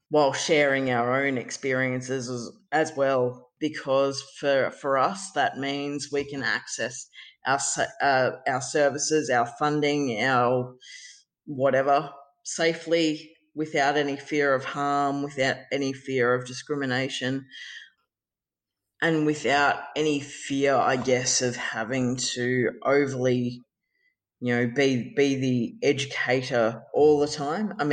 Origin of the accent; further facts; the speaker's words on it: Ballarat, Victoria, Australia; moved away as an adult; now in Geelong, Australia; Uh, I grew up in Ballarat. I'm now living in Geelong. I have been living in Geelong for over well, since 2007.